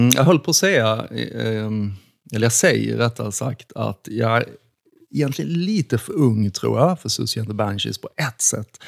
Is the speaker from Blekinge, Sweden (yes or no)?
yes; Karlshamn, Blekinge, Sweden; i min hemstad Karlshamn